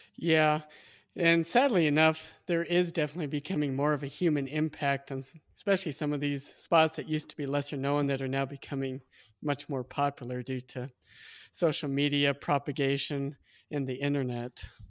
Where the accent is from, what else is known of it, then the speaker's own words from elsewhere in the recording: Midwest, United States; I was born and raised in the Midwest